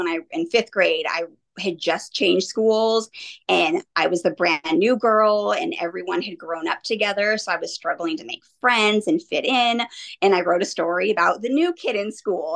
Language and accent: English; Monrovia, California, United States; also born or lived in Santa Rosa, California; I grew up in Southern California in mm-hmm. Monrovia tiny little cute town. I moved up here to Santa Rosa about 10 years ago now